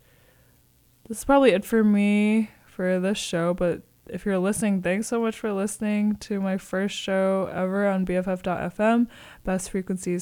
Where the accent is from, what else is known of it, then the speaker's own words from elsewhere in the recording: Connecticut, United States; now in San Francisco, United States; I'm also from New England. I'm from Connecticut.